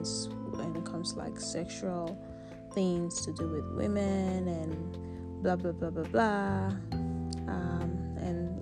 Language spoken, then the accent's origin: English; Nigeria; now in United States; I'm a Nigerian. My country